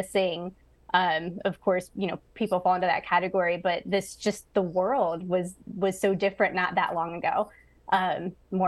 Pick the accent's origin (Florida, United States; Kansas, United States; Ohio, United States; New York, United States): Ohio, United States; Amherst; also born or lived in Lorain, Ohio; I was born in Lorain, Ohio. So that's up on Lake Erie. Mm-hmm. And then I grew up and went to school in the town next to it called Amherst